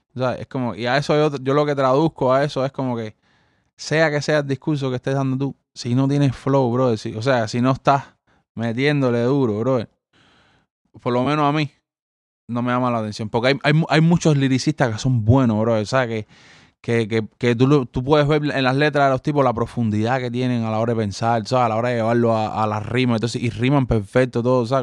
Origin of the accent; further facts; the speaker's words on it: Cuba; los cubanos crecimos con los haitianos y crecimos con esta gente